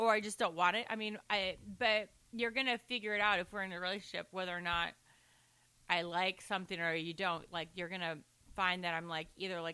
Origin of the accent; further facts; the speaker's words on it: Orange County, California, United States; accent: Valley; I'm from Orange County